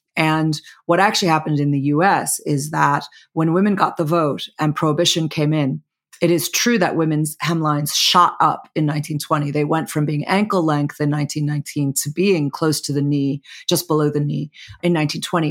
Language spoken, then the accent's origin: English; Chicago, Illinois, United States; Chicago, my hometown